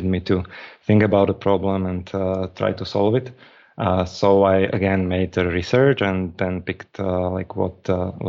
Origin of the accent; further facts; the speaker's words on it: Slovakia; I'm from Slovakia, and I'm in Slovakia